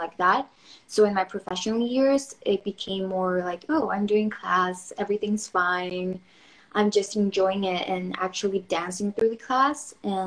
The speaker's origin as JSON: {"language": "English", "country": "Mexico", "said": "I'm from Mexico."}